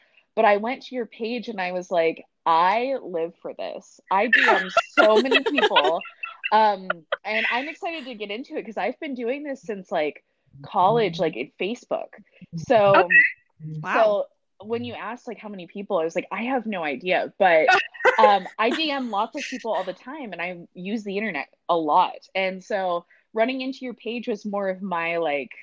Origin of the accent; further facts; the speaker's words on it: Junction City, Oregon, United States; also born or lived in Eugene, Oregon; now in Portland, United States; I grew up on a farm outside of Junction City